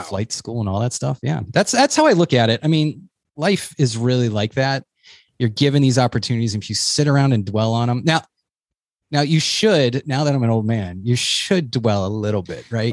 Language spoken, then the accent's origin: English; New Hampshire, United States; also born or lived in Boston; I come from New Hampshire